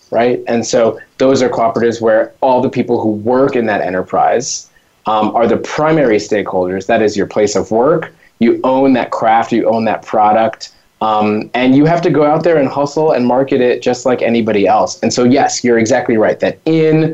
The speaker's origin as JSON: {"language": "English", "region": "New York", "country": "United States", "tie": "born or raised there", "said": "having grown up in New York and yet being kind of new to this country"}